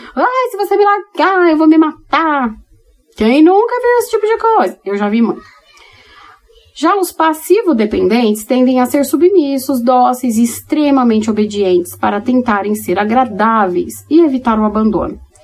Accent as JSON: {"language": "Portuguese", "region": "São Paulo", "country": "Brazil", "tie": "born or raised there", "moved": "yes", "said": "Eu sou paulistana, nascida e criada na capital, hoje que moro em outro lugar do Brasil"}